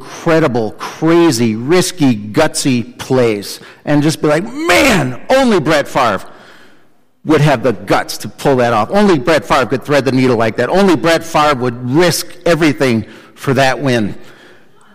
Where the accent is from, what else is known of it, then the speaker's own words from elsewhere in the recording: Chicago, Illinois, United States; I grew up in Chicago